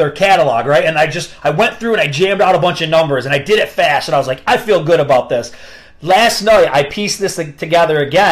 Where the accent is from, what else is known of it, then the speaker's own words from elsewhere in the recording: upstate New York, United States; where are you from? And I told him upstate New York, and he's like, you have the same exact dialect as Joey and Eric.